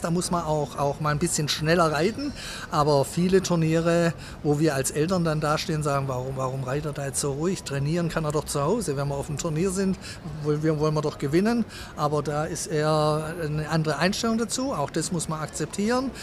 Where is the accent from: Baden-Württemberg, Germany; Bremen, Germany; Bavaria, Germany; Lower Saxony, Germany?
Baden-Württemberg, Germany; Sindelfingen; Ich bin aufgewachsen in Sindelfingen